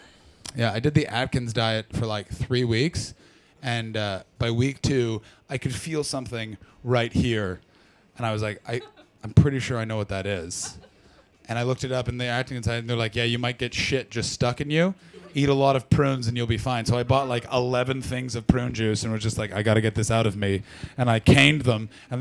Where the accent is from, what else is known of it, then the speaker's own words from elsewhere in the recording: Ottawa Valley, Ontario, Canada; moved away; I'm from the Ottawa Valley.